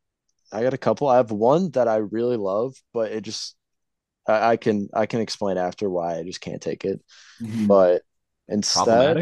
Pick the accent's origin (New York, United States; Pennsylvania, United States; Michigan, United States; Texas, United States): Michigan, United States; I'm from Michigan